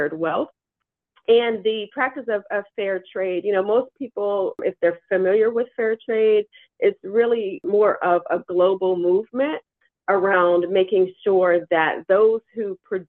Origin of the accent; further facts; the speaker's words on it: Pittsburgh, Pennsylvania, United States; growing up in Pittsburgh